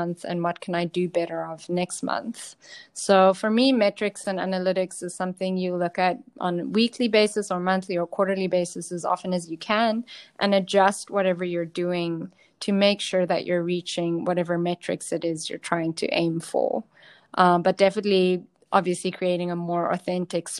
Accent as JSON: {"language": "English", "country": "South Africa", "said": "I'm from South Africa."}